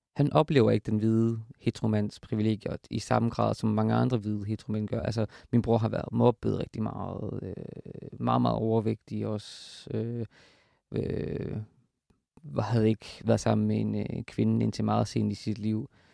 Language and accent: Danish; Horsens, Central Denmark Region, Denmark; hvor jeg er fra, som er, som er Horsens